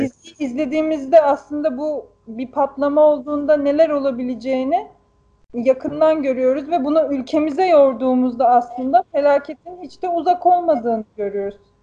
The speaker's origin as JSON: {"language": "Turkish", "region": "Black Sea Region", "country": "Turkey", "tie": "born or raised there", "said": "bizim köydeki dereleri, ben de çocukken hani yüzdüğüm o derelerde"}